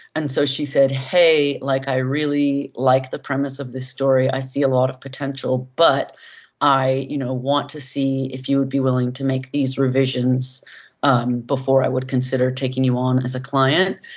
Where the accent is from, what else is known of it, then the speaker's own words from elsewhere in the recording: San Francisco Bay Area, California, United States; growing up in the San Francisco Bay Area